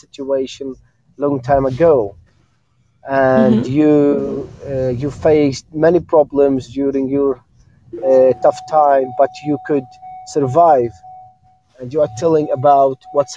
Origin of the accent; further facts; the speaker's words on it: Jordan; I'm from Jordan.